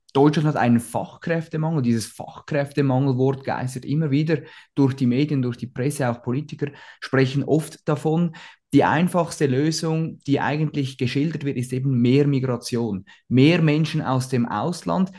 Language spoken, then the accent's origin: German; Switzerland; als Schweizer